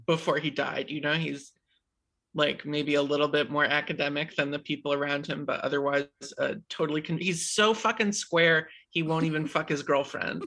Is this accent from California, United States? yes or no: no; New Hampshire, United States; I grew up in New Hampshire.